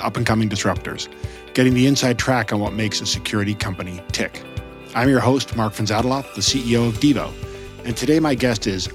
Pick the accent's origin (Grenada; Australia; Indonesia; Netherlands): Netherlands; now in Boston, United States; I was born in the Netherlands to a Dutch father, but an Argentinian mother